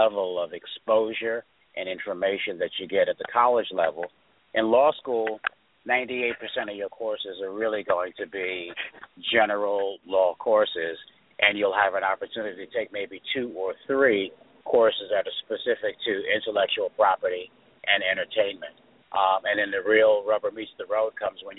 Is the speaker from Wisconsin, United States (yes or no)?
no; New York City, New York, United States; also born or lived in Ithaca, New York / Washington, D.C.; I'm a native New Yorker, born and raised in Queens, New York, went to school in Queens, New York